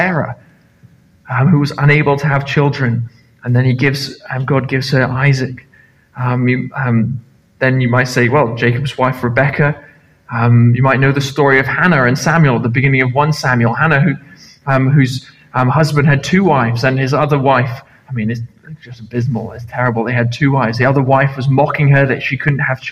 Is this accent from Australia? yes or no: no; Nepal; now in Carloway, United Kingdom; I grew up in Nepal